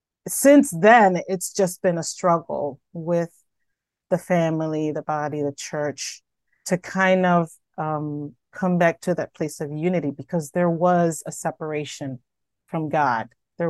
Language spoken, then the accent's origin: English; Bronx, New York, United States; now in Rochester, United States; Well, I am originally from the Bronx, New York, but I've lived in Rochester for most of my life.